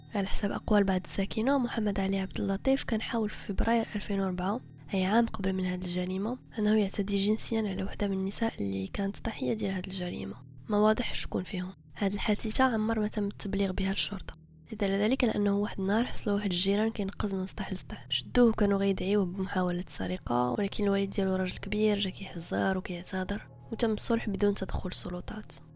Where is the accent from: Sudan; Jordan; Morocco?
Morocco; عندنا في المغرب